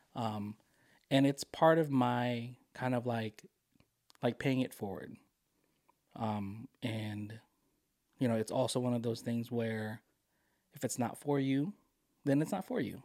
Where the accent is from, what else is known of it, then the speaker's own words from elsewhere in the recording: Philippines; moved away; I am a Filipino immigrant